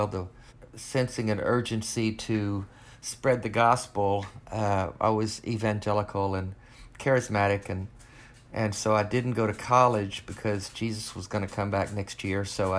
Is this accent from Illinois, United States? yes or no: no; Arkansas, United States; I grew up in Arkansas. I was the middle of three boys, broken home.